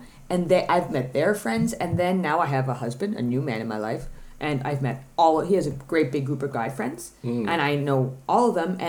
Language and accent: English; Ottawa, Ontario, Canada; moved away as an adult; now in Denmark; to my hometown in Ottawa